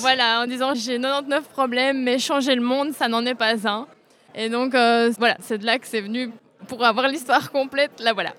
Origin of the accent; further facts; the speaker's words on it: Braine-le-Comte, Wallonia, Belgium; Je suis de Braine-le-Comte en Belgique